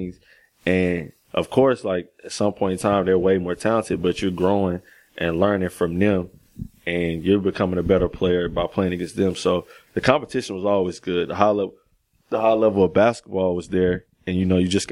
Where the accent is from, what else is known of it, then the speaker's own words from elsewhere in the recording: Greensboro, North Carolina, United States; I grew up here.